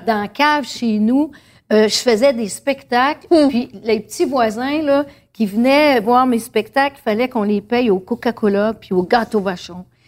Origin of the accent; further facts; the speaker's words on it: Saint-Eugène-de-Grantham, Quebec, Canada; je suis née à Saint-Eugène de Grande-Tame, à côté du village de Saint-Hugues, le village de Willy-Lamotte.